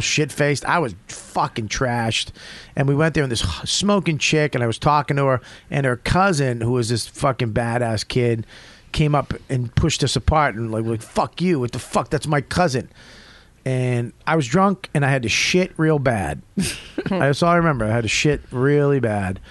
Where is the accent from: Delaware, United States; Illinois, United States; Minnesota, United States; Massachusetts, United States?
Massachusetts, United States; Quincy; born or raised there; moved away as an adult; now in New York, United States